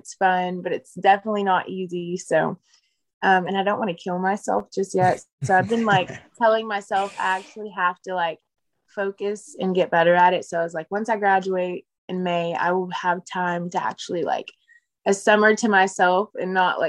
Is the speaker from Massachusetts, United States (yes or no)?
no; Fort Smith, Arkansas, United States; I grew up in Fort Smith, Arkansas. I'm born and raised there.